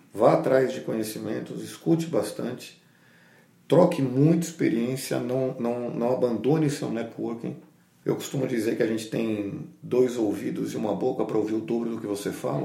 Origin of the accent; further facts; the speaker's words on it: Brazil; a gente acha, como brasileiro